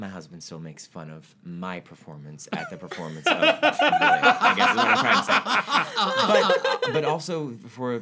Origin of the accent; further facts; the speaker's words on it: Cleveland, Ohio, United States; now in New York, United States; my hometown of Cleveland